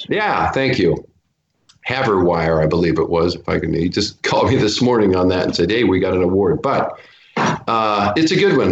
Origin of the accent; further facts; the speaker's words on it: Portland, Oregon, United States; moved away as an adult; now in Los Angeles, United States; Portland, Oregon, back to my hometown